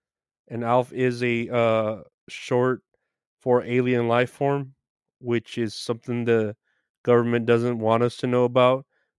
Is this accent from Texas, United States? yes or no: no; Chicago, Illinois, United States; I grew up in Chicago, really went to shit since the peaceful protests.